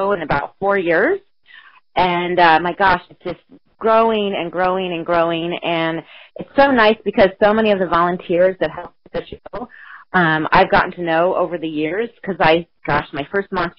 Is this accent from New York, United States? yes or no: no; Columbia, Missouri, United States; moved away; I'm originally from Missouri